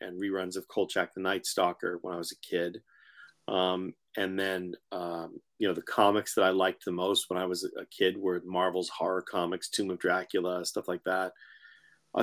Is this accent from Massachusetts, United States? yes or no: yes; Framingham, Massachusetts, United States; also born or lived in Haverhill, Massachusetts / New York; I grew up in Framingham